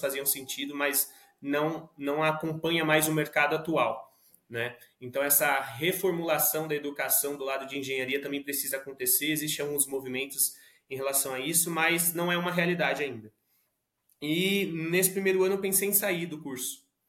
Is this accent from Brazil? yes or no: yes; Suzano, São Paulo, Brazil; now in São Paulo, Brazil; aqui moro em São Paulo, sou nascido e criado em Suzano, região metropolitana de São Paulo